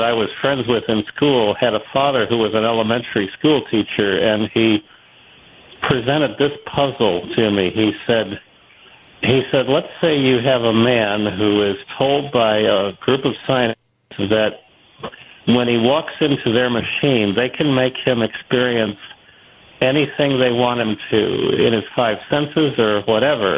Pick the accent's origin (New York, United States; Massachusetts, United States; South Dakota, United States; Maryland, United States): New York, United States; Buffalo; moved away; also born or lived in St. Louis; I grew up in the Buffalo area